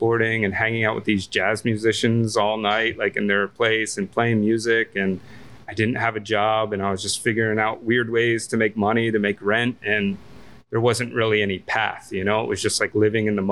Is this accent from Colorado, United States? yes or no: no; Northfield, New Jersey, United States; moved away as an adult; now in Washington, D.C., United States; I grew up right outside of Ocean City, New Jersey, in a little town called Northfield